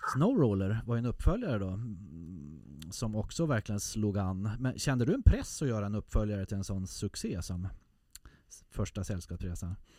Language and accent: Swedish; Härnösand, Västernorrland County, Sweden; Härnösand där jag växte upp.